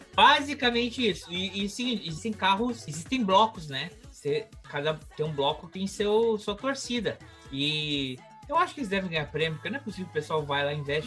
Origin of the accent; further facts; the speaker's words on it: Brazil; moved away; also born or lived in Caribbean; eu sou brasileiro